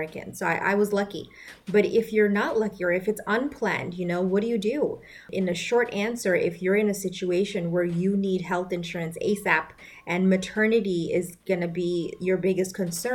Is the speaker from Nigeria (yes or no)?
no; Bangladesh; moved away; accelerated medical program in my home country, Bangladesh